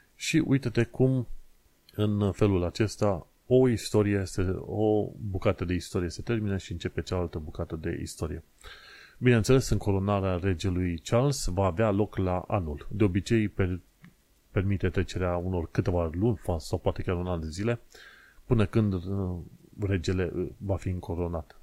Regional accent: Romania; moved away as an adult; now in United Kingdom; noi ca români

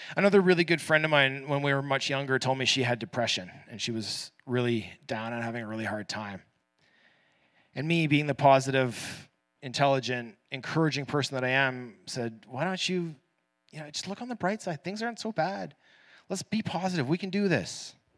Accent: Canada; first language English; I'm born into a middle-class Canadian family

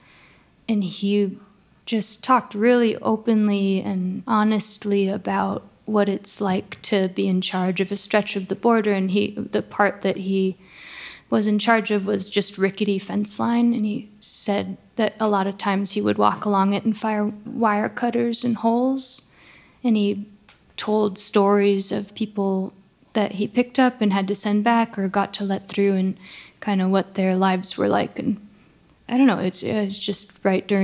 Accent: La Conner, Washington, United States; now in Portland, United States; I grew up in a small town in northern Washington called Laconer

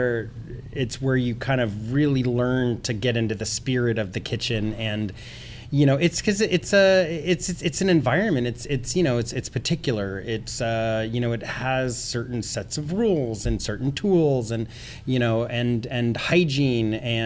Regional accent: Texas, United States; now in San Francisco, United States; I grew up in Texas

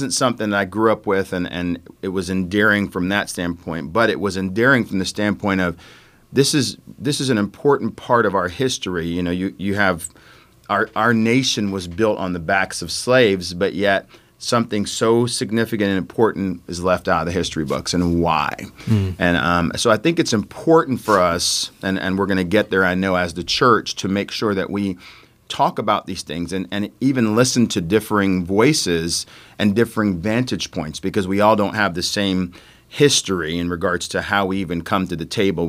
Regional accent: United States; born there; where I was born in the United States, but a lot of my understanding of life comes from a Caribbean background.

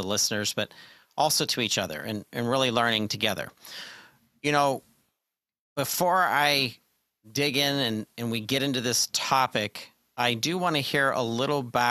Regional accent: Pittsburgh, Pennsylvania, United States; my hometown of Pittsburgh, Pennsylvania.

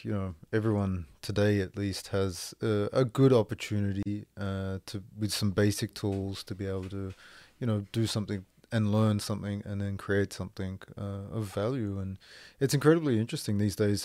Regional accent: Australia; moved away as an adult; also born or lived in France / Moncton, New Brunswick, Canada; now in Canada; live away from Australia

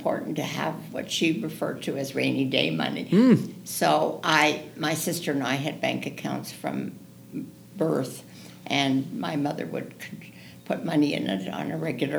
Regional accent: Toronto, Ontario, Canada; moved away as an adult; also born or lived in Las Vegas; now in Scottsdale, United States; I was born in Toronto, Canada

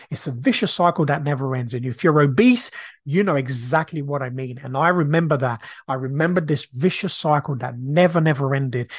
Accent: Brazil; now in United Kingdom; I grew up in a council estate. When I grew up in Brazil, we were very, very poor.

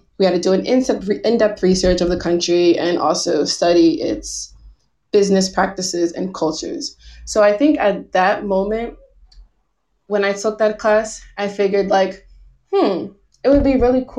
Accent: New Jersey, United States; moved away as an adult; now in Taiwan; I'm from the US. I grew up in New Jersey. I've lived there for nearly all of my life

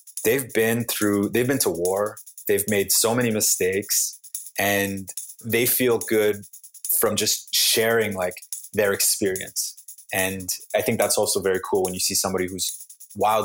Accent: Canada; also born or lived in Montreal; I'm from Canada.

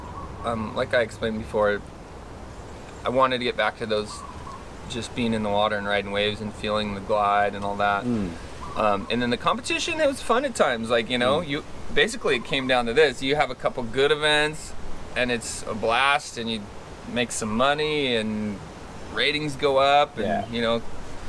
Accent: Ojai, California, United States; We grew up in Ojai

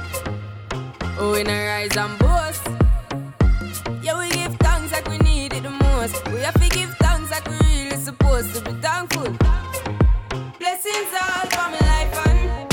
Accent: Spanish Town, Saint Catherine, Jamaica; also born or lived in St. Andrew, Jamaica; But I was raised in Spanish Town.

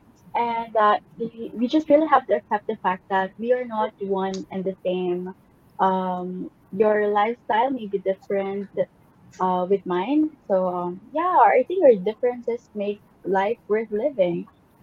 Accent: Philippines; I'm from the Philippines

